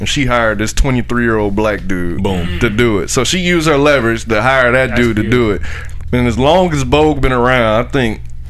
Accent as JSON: {"language": "English", "town": "Miami", "region": "Florida", "country": "United States", "said": "from Miami, so shout out to Miami."}